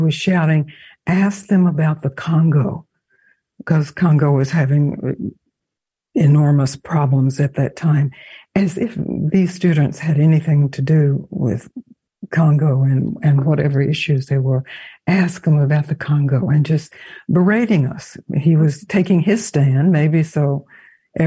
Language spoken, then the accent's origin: English; Mississippi, United States; I knew when I was spending time in Mississippi, growing up in Mississippi